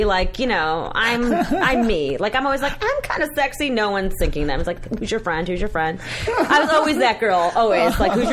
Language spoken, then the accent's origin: English; Massachusetts, United States; also born or lived in Colombia; I grew up in Massachusetts, a very white part of Massachusetts